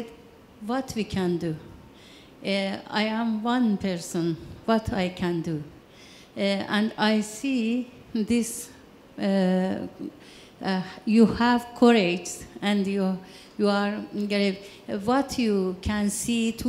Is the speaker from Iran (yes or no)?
yes; Iran; I am from Iran